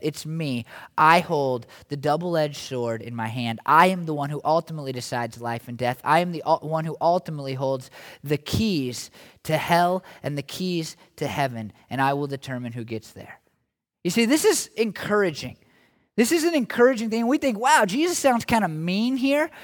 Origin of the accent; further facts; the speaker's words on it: United States; as American Christians